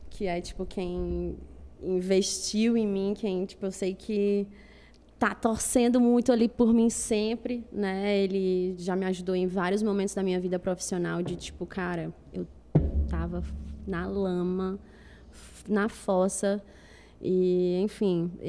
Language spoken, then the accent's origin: Portuguese; Fortaleza, Ceará, Brazil; Fortaleza? é? Eu sou do Benficers.